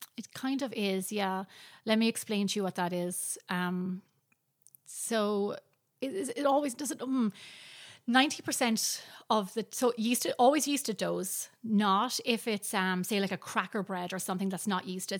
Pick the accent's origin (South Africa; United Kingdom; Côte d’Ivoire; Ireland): Ireland; now in United States; growing up in Ireland